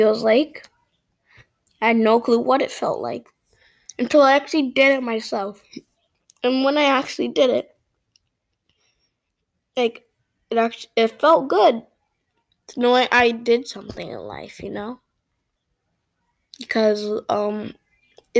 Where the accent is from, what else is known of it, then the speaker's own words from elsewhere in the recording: Brampton, Ontario, Canada; I'm from Canada, Ontario, Brampton